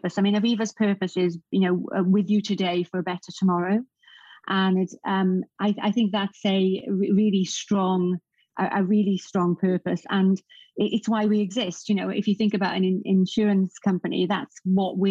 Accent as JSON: {"language": "English", "area": "Rhondda Valley", "region": "South Wales", "country": "United Kingdom", "said": "I'm from the Rhondda Valley in South Wales"}